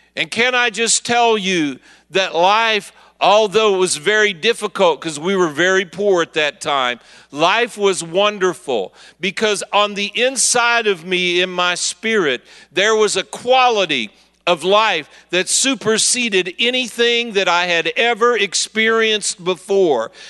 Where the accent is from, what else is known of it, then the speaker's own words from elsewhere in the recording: Kansas City, Missouri, United States; I'm from Kansas City, Missouri